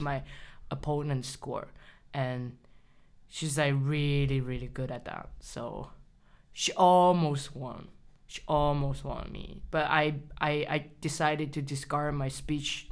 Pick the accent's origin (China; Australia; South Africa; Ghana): China; English is a second language; moved away as an adult; I grew up in China, mm -hmm. so I spent at least eighteen years in China.